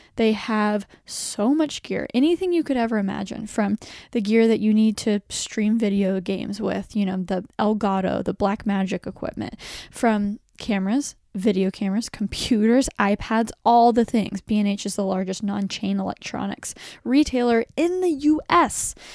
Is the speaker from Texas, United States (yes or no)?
yes; Texas, United States; I'm from Texas